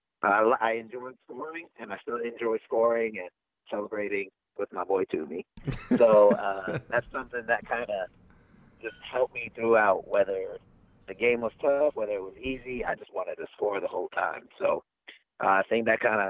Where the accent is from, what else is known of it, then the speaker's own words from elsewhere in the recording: Frankfort, Kentucky, United States; moved away as an adult; also born or lived in Cameroon / Spartanburg, South Carolina / Wingate, North Carolina; now in Lansing, United States; in Cameroon, and I moved to the States when I was 8. And I stayed, and my family still stays in Frankfort, Kentucky